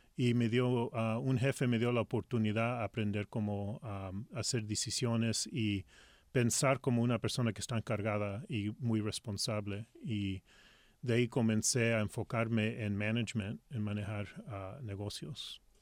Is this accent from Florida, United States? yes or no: no; Los Angeles, California, United States; first language Spanish; moved away as an adult; also born or lived in Lima, Peru; now in Seattle, United States; yo soy de Los Ángeles